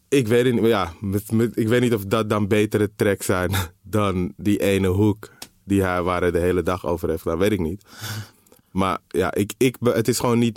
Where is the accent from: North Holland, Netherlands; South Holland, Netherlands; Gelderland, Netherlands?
North Holland, Netherlands; Amsterdam; de, de, plek waar ik ben opgegroeid was in de jaren 80, 90 gewoon een andere plek dan het nu is, zeg maar. Het was gewoon minder... Eh, de Belmer, Zuidoost